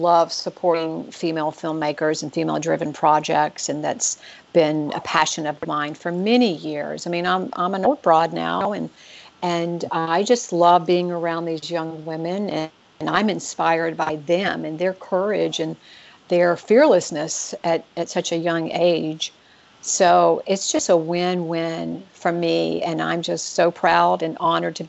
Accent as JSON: {"language": "English", "region": "the South", "country": "United States", "said": "I live in the South, and I'm originally from the South"}